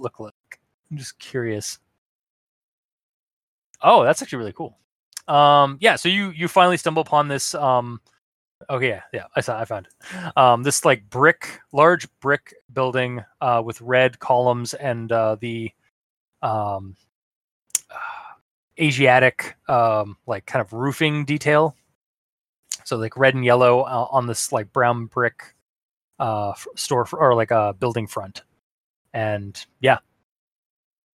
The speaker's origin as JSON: {"language": "English", "town": "Toronto", "region": "Ontario", "country": "Canada", "tie": "born or raised there", "said": "growing up in Toronto"}